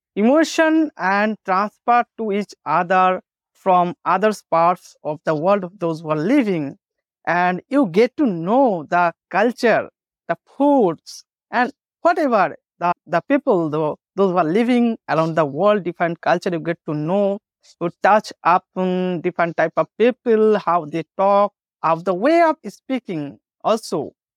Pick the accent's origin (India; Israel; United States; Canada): India; Bengal; first language Bengali; English is a second language; My native language is, I am a Bengali